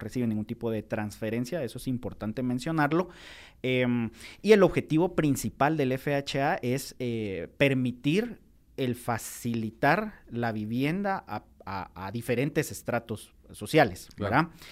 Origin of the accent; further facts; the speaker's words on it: Guatemala; nosotros como guatemaltecos